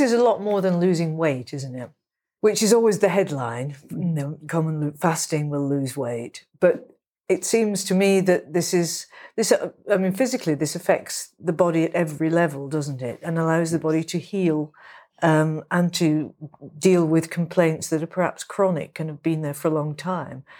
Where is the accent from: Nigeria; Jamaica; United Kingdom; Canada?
United Kingdom; England; I'm a writer from England